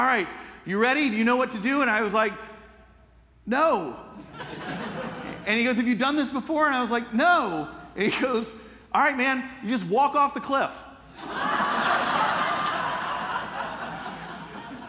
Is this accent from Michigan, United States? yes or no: no; Atlanta, Georgia, United States; As a teenager growing up in Atlanta